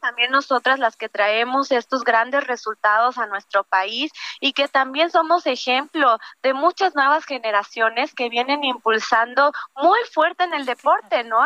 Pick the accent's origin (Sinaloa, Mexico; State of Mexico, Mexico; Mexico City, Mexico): State of Mexico, Mexico; Valle de Bravo; Yo crecí aquí en Valle de Bravo desde pequeña